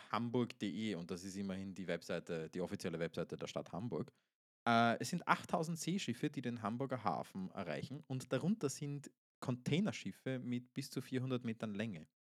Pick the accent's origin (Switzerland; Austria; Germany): Austria; Ich bin Österreicher, das ist furchtbar.